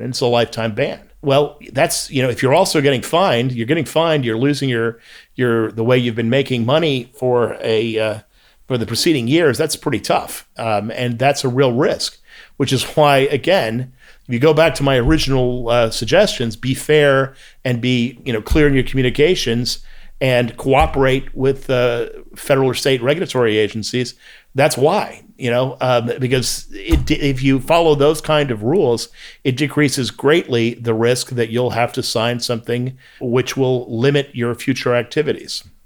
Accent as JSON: {"language": "English", "country": "United States", "said": "I'm an American"}